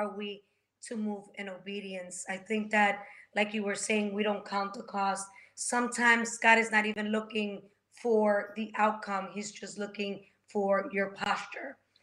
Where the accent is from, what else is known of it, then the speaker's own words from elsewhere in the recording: Dominican Republic; moved away; I'm from the Dominican Republic.